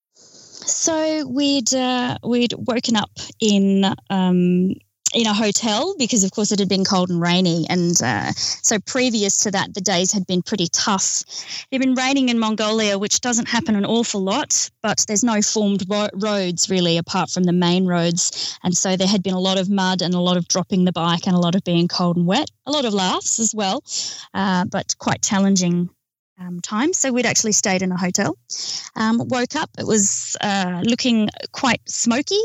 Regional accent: Australia; We're from Australia.

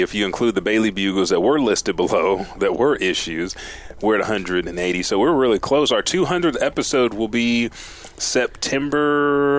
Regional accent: Japan; because I'm from Japan myself. I've seen it.

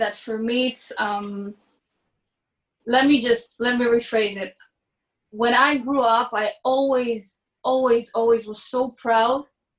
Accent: Israel; I was born in Israel. I am an Israeli with Ethiopian heritage and roots, and they are deep roots, but I am a mix of stuff. I'm not only one thing.

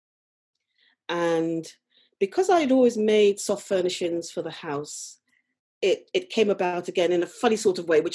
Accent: London, United Kingdom; moved away as an adult; now in Norfolk, United Kingdom; I was born and raised and worked in London for many, many years before moving to Norfolk.

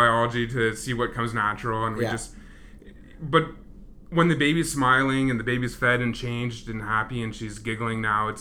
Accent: Ontario, Canada; now in Edmonton, Canada; I grew up in Ontario

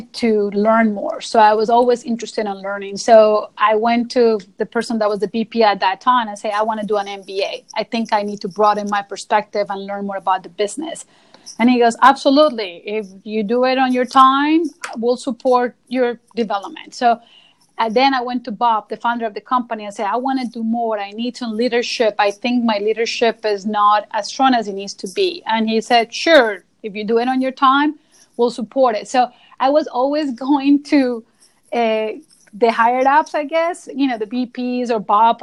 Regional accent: Colombia; moved away as an adult; now in United States; I'm originally from Colombia, so came to the United States 17 years ago

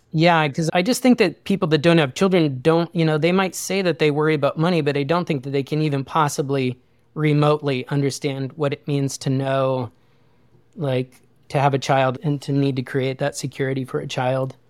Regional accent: Wyoming, United States; I grew up in a really small town in Wyoming

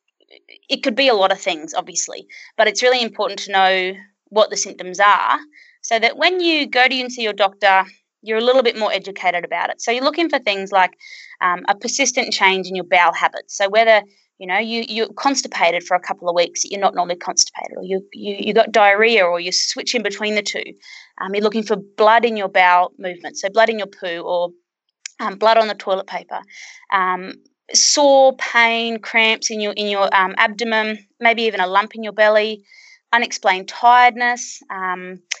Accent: Birdsville, Queensland, Australia; my hometown of Birdsville

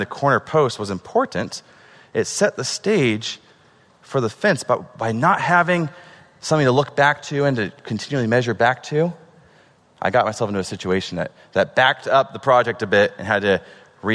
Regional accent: Oregon, United States; moved away; I'm from Oregon.

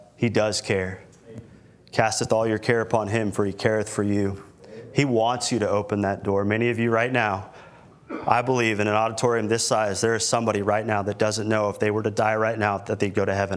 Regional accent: Milton, Florida, United States; now in Corpus Christi, United States; where I grew up in Milton, Florida

